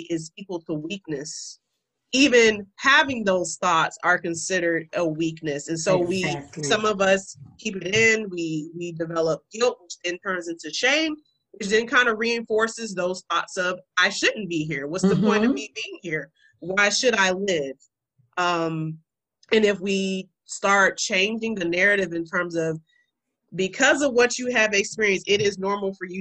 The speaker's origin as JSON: {"language": "English", "country": "United States", "said": "I'm African American, so I can only speak in the culture that I was raised in, the culture that I live in currently"}